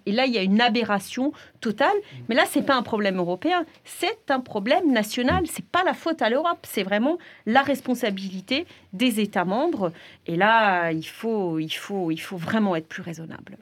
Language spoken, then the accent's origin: French; France; chez nous, en France